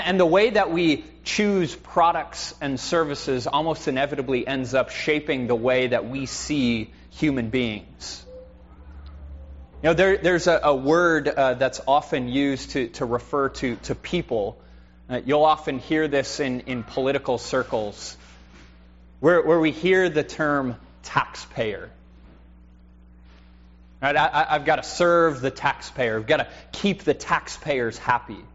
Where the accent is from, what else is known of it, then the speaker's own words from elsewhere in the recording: United States; as American Christians